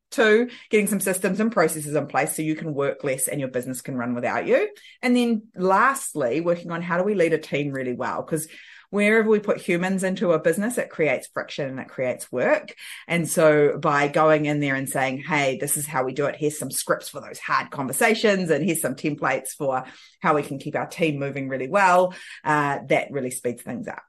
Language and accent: English; New Zealand; I'm from New Zealand and I live in the beautiful Bay of Islands